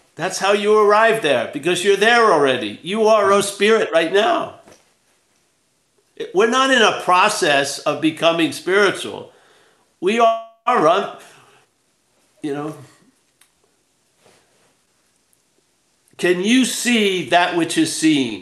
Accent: New York, United States; I'm from New York

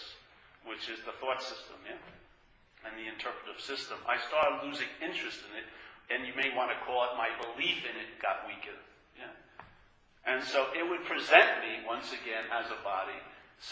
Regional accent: New York, United States; I grew up in New York

